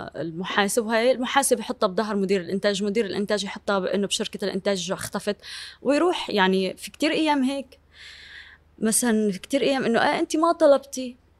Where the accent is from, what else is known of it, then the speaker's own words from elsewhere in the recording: Syria; moved away as an adult; now in Lebanon; انا بحب اهل ضيعتي وبحترم افكارهم وعاداتهم وتقاليدهم